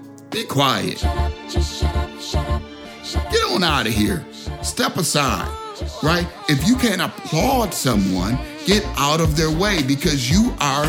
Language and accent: English; Chicago, Illinois, United States; I'm from Chicago, they don't know who they dealing with.